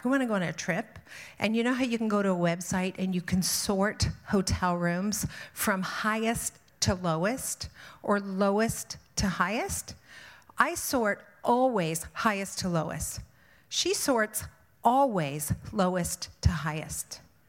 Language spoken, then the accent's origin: English; Ontario, Canada; I am from the Niagara region. And so I'm not, you know, it's not like we have great necks in Niagara.